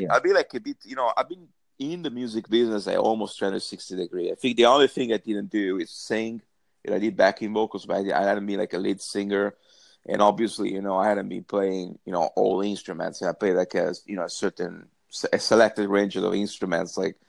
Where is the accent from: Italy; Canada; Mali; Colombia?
Italy; moved away as an adult; now in Dublin, Ireland; people living in Dublin, because I myself, you know, I was born in Italy. I'm half Italian, half Spanish. And around 98, you know, 98 actually left Italy for good.